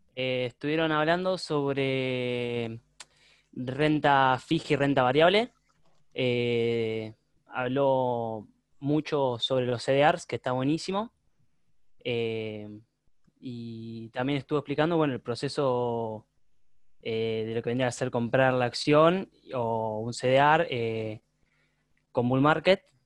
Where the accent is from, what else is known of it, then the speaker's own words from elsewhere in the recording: Mar del Plata, Buenos Aires Province, Argentina; de Mar de Plata.